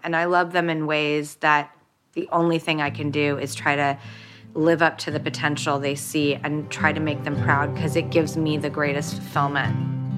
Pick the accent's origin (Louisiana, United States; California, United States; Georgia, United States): California, United States; Los Angeles; I grew up in Hollywood